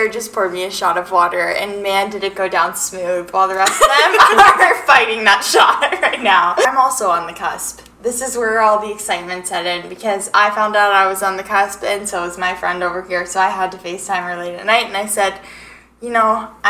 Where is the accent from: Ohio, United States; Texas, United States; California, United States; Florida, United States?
California, United States; Coronado; now in Arizona, United States; So, I'm from Coronado, California, and I've lived in Arizona for the majority of my life.